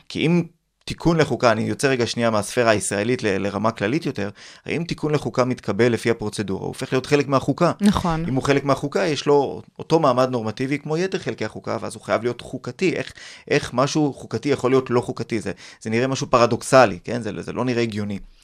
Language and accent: Hebrew; Ramat Gan, Tel Aviv District, Israel; אני גדלתי ברמת גן בשנות ה-80